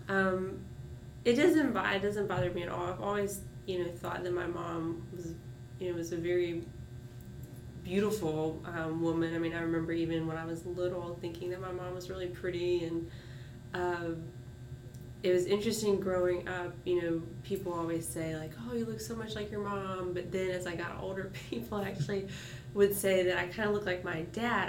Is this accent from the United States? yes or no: yes; Martinez, Georgia, United States; also born or lived in Augusta, Georgia; I was born in Augusta at University Hospital and uh, grew up in Martinez outside of Augusta